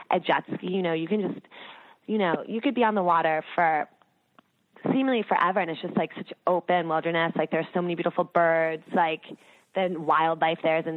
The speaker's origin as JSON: {"language": "English", "region": "East Coast", "country": "United States", "said": "i am from the East Coast, and it's interesting."}